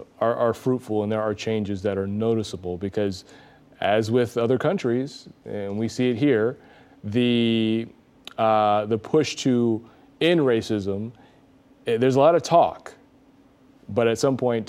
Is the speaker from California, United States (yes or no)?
no; Montgomery, Alabama, United States; I was. Yeah. Yeah. And so I think Alabama, and we've talked about this before, they've done a great job of embracing their past and welcoming people, because I remember growing up.